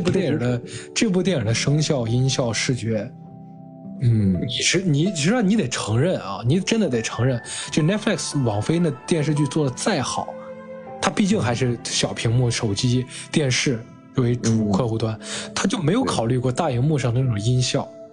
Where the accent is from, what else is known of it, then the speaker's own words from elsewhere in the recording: China; 我们亚洲人，中国人